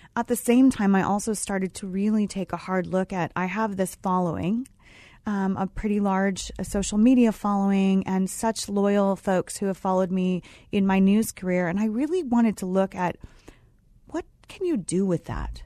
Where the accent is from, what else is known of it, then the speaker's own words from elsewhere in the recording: Los Angeles, California, United States; moved away as an adult; I grew up in Los Angeles